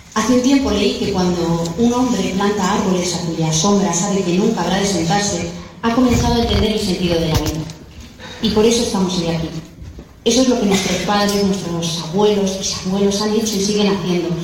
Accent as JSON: {"language": "Spanish", "town": "Consuegra", "region": "Castilla-La Mancha", "country": "Spain", "tie": "born or raised there", "moved": "as an adult", "lives_now": "Madrid, Spain", "said": "Soy consaurense de pura cepa. He vivido y crecido en esta tierra manchega maravillosa."}